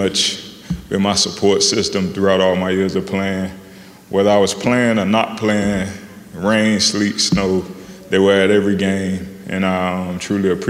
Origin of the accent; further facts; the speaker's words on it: Miami, Florida, United States; moved away as an adult; I grew up in Miami. You know, I went to college in Miami.